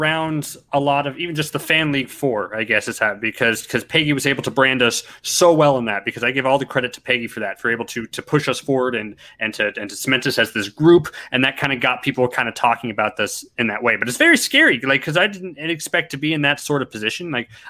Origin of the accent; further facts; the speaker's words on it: Everett, Washington, United States; also born or lived in Seattle / Reno; now in Las Vegas, United States; I was born in Washington State and in Seattle. Grew up in Everett, moved to Reno when I was six, moved around a whole lot, and I've been in Las Vegas for the past a year and a half or so.